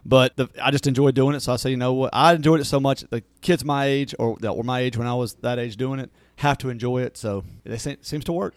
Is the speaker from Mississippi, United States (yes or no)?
yes; Natchez, Mississippi, United States; moved away; I grew up in my hometown of, of Natchez